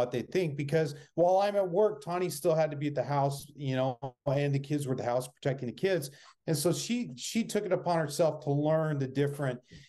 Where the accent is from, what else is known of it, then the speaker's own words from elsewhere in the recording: Phoenix, Arizona, United States; born and raised in Phoenix